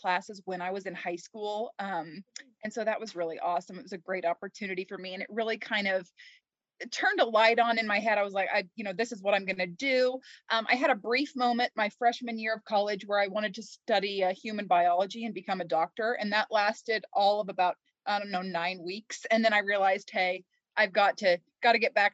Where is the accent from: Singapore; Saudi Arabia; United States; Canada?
United States; Kansas; I grew up in Kansas. I've lived here my entire life.